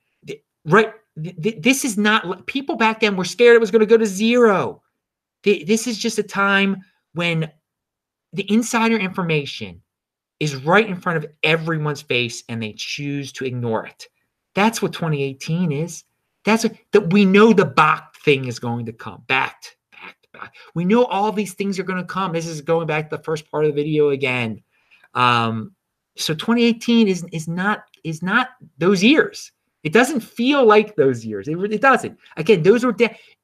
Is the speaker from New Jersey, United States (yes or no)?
no; Baltimore, Maryland, United States; I'm from Baltimore. That's where I am right now. It's where my family's from. My father and his father are from here.